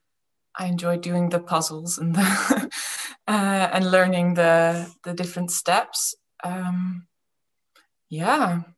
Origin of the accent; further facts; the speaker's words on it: Friesland, Netherlands; also born or lived in Groningen, Netherlands / England; I was born in Groningen and then we moved to England for 9 years. Mm-hmm. And when I was nine, we moved back to Friesland